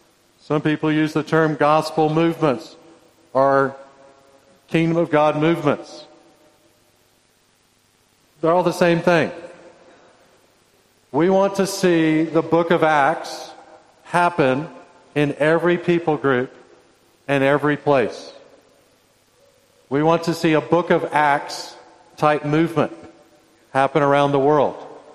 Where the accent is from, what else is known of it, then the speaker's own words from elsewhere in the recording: Indonesia; born there; I was born in Indonesia. This is an Indonesian shirt. And my two sons were born in Indonesia.